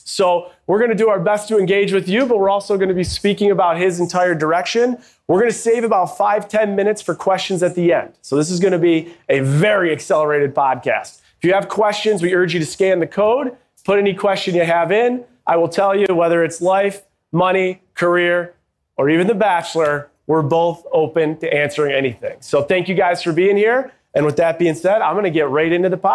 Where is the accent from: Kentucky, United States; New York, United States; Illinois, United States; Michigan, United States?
New York, United States; Buffalo; moved away as an adult; also born or lived in Seattle; I grew up in Buffalo, New York